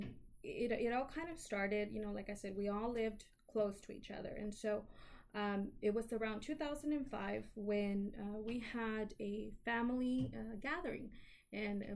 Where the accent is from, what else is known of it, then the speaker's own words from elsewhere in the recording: Houston, Texas, United States; I'm a native Houstonian, so I've lived in the city of Houston, the wonderful city of Houston, my entire life